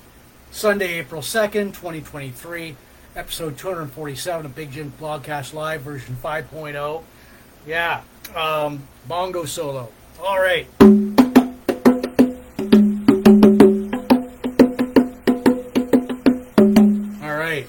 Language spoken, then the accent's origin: English; Port Elgin, Ontario, Canada; now in Sarnia, Canada; Port Elgin, Ontario, Canada. Port Elgin, my hometown